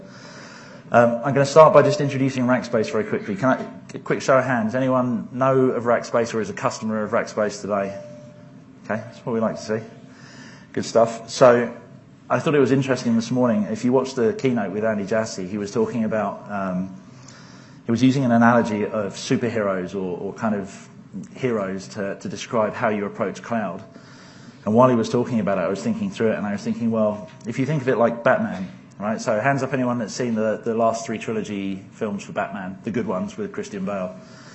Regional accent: England, United Kingdom; I'm English

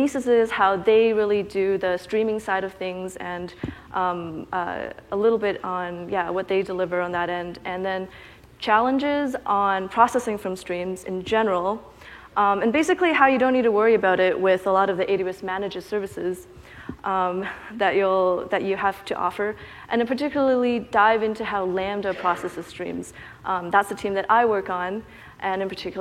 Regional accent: Canada; I'm from Canada. I went to UBC

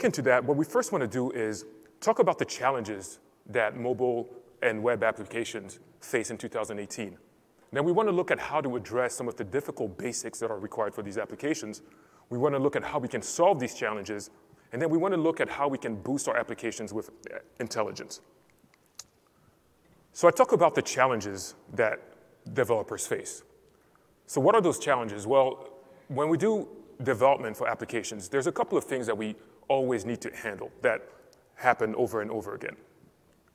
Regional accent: Cameroon; I'm originally from Cameroon.

